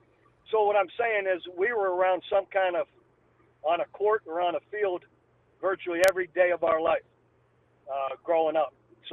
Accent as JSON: {"language": "English", "town": "Youngstown", "region": "Ohio", "country": "United States", "tie": "born or raised there", "said": "You know, just growing up in a steel mill town in a small little A-frame house, three-bedroom home with six children and four boys."}